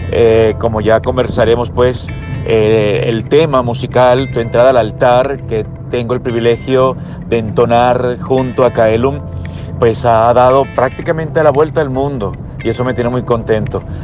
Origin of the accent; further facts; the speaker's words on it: Venezuela; soy venezolano como José Gregorio, que fui bautizado en la iglesia de Isnotú